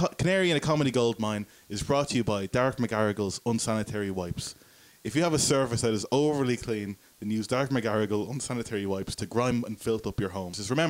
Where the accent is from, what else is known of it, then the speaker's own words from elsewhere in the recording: Dublin, Leinster, Ireland; Oh, I'm from Dublin.